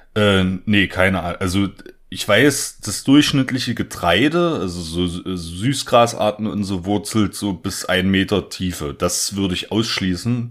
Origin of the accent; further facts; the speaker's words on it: the East, eastern Germany, Germany; ich komme quasi aus dem Osten